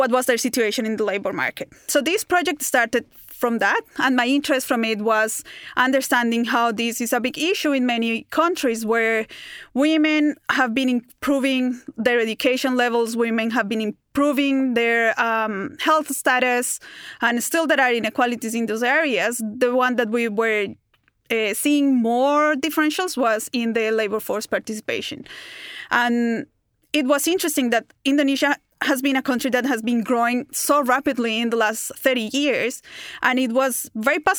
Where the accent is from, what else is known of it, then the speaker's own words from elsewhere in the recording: Bogotá, Colombia; now in Melbourne, Australia; I grew up in Bogota, in Colombia